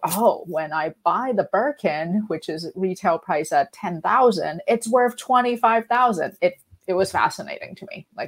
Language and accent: English; Vancouver, British Columbia, Canada; also born or lived in London; because I came back from London to Vancouver, and Vancouver is not known for our fashion.